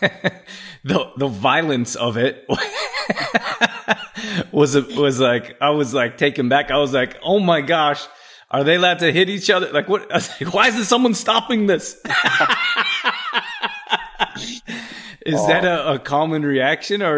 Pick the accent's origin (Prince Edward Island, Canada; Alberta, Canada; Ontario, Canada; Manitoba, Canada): Alberta, Canada; Calgary; I grew up in Calgary